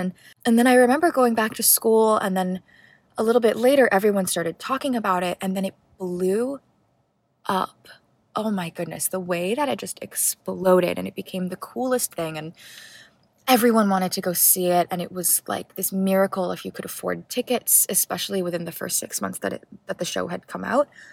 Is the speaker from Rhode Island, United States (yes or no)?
no; Hawaii, United States; I grew up in Hawaii